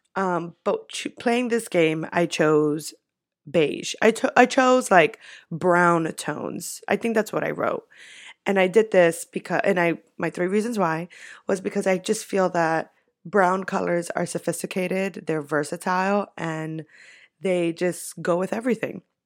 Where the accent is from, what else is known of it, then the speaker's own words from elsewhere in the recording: New York, United States; I'm from New York